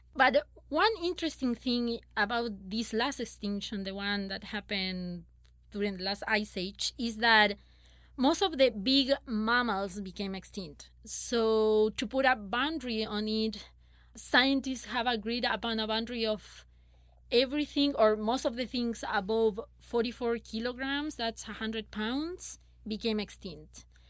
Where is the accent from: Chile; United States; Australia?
Chile; moved away as an adult; I'm from Chile